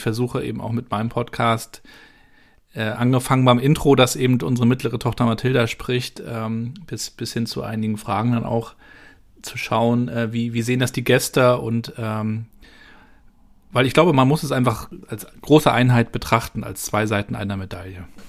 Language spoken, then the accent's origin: German; Rostock, Mecklenburg-Vorpommern, Germany; moved away as an adult; also born or lived in Darmstadt; bin auch aus Rostock mal raus, bin ins Rhein-Main-Gebiet gegangen, nach Darmstadt